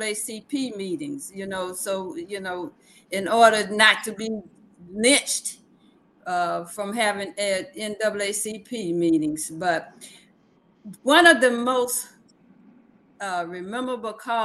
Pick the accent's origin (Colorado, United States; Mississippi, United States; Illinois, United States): Mississippi, United States; now in Michigan, United States; I was born and raised in Mississippi